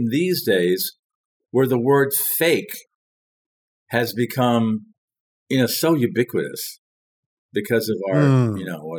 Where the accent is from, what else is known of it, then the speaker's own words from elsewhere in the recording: Paris, Île-de-France, France; born there; Fake, is that I was born in Paris. We can start from there.